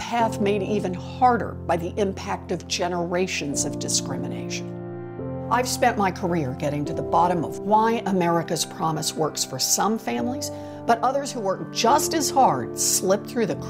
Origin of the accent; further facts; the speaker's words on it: Oklahoma, United States; Growing up in Oklahoma